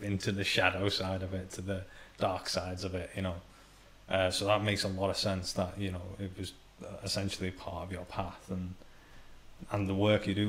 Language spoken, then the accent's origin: English; Iran; Middle Eastern background, so I was born in Iran